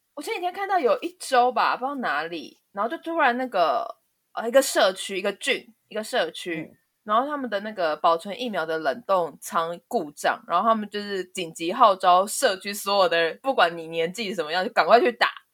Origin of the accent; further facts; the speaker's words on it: Taiwan; 我们台湾人